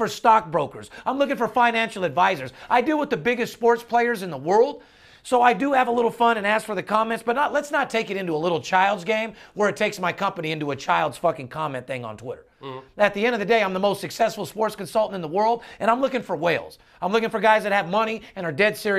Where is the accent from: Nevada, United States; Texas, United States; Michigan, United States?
Nevada, United States; North Las Vegas; I'm born and raised in North Las Vegas